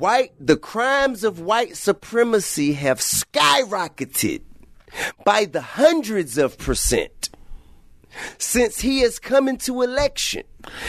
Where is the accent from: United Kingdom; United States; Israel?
United States; Atlanta, Georgia